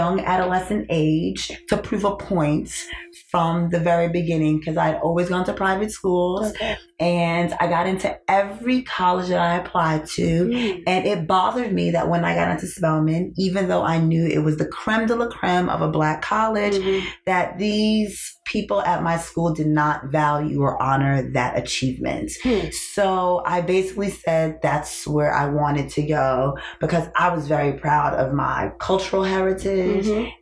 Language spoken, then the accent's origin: English; New York City, New York, United States; moved away as an adult; I'm originally from New York.